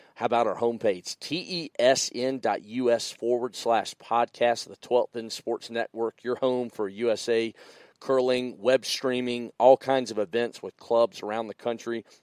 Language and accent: English; the South, United States; I'm come from the South